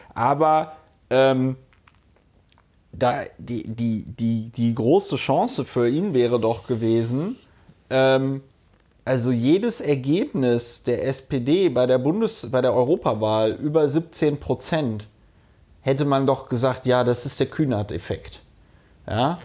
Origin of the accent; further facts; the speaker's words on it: Bonn, North Rhine-Westphalia, Germany; die Stadt Bonn, wo ich groß geworden bin